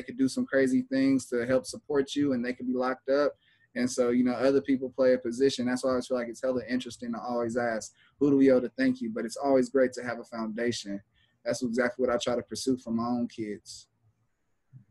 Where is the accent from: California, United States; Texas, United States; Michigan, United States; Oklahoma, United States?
California, United States; Los Angeles; I'm from LA. It's just my family is hella influenced on me and that culture